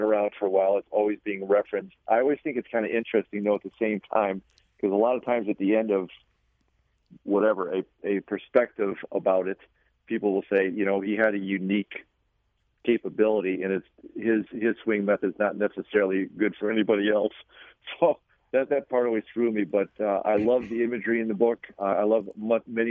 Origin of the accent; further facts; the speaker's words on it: Chicago, Illinois, United States; When I was a kid, and I was growing up in Chicago